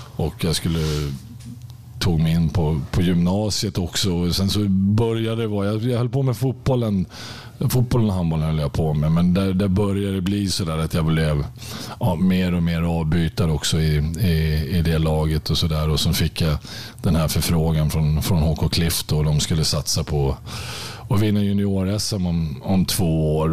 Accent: Märsta, Stockholm County, Sweden; moved away as an adult; also born or lived in Östersund; när jag var fem år så flyttade jag från, från Östersund till, till Märsta. Eh, och där är jag uppvuxen och där bodde jag tills jag var 18 år

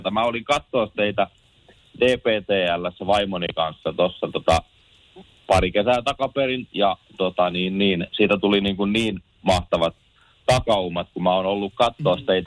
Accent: Ostrobothnia, Finland; minä olen Pohjanmaalta

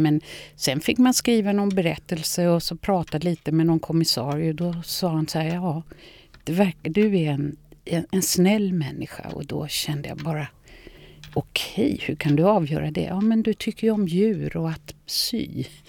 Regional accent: Lidingö, Stockholm County, Sweden; Jag är uppvuxen på Lidingö

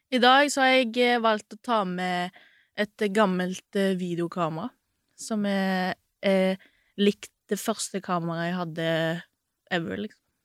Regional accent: Sandnes, Rogaland, Norway; moved away as an adult; now in Oslo, Norway; jeg er jo egentlig fra Sandnes.

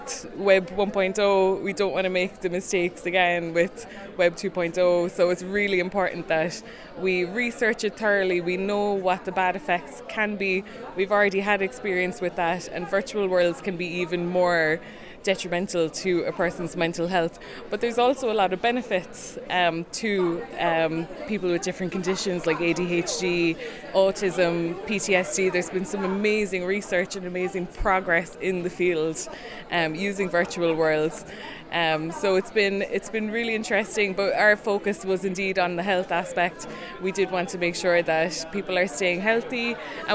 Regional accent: Cork, Munster, Ireland; I'm from Cork City in Ireland.

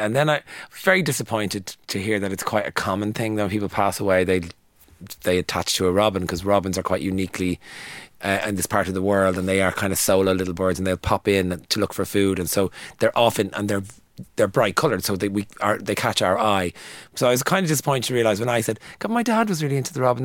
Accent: Dublin, Leinster, Ireland; when I grew up in Coolock

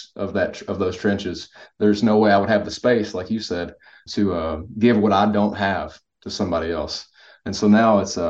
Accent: Kentucky, United States; I'm from Kentucky.

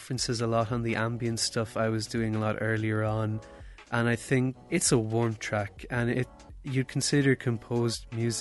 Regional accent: Ireland; we are two Irish producers

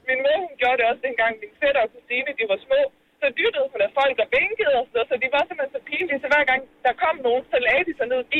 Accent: Bornholm, Capital Region of Denmark, Denmark; Jo, jeg er født og opvokset på Bornholm.

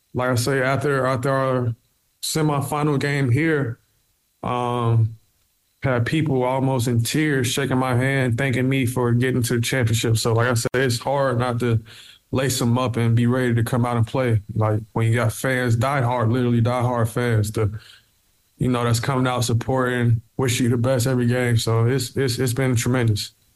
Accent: South Carolina, United States; moved away as an adult; now in Cork, Ireland; I'm from the U.S. in South Carolina

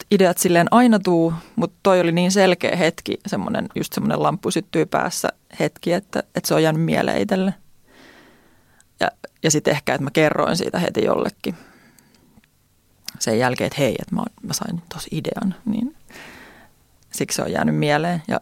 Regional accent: Järvenpää, Uusimaa, Finland; now in Tampere, Finland; Mä oon Järvenpäästä kotoisin.

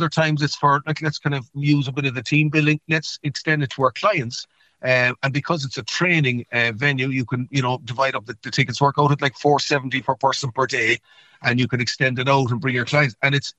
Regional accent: Canada; born there; and I was born in Canada, actually, and I used the Canadian connection

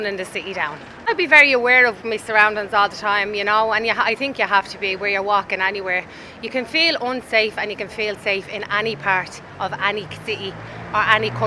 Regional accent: Dublin, Leinster, Ireland; also born or lived in Stoneybatter, Dublin / Cabra, Dublin; I'm originally from Old Ebony Gardens, and then I lived in Manor Street, Stony Batter area, for a long time

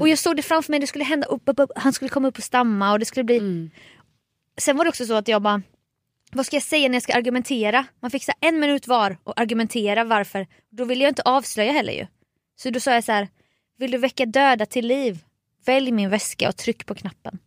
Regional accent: Småland, Sweden; som smålänning

